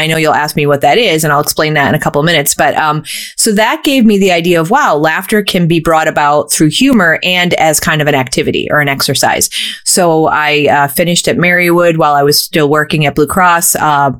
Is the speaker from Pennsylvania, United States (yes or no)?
yes; Scranton, Pennsylvania, United States; I was born and raised in Scranton, so I'm a Northeastern Pennsylvania person who's chosen to stay here